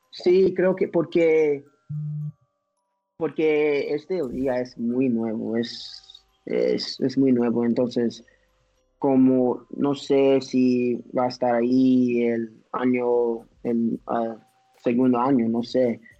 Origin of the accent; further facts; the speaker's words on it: United States; sí soy un, ah, soy un americano, pero también tengo otro pasaporte, pero se expired.